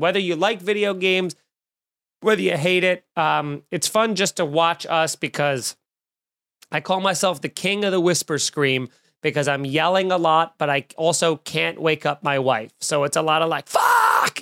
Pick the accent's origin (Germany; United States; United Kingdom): United States; New York; I'm from New York